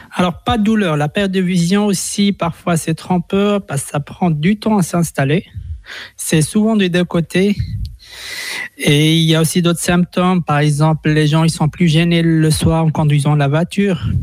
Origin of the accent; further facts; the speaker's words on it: Switzerland; chez nous en Suisse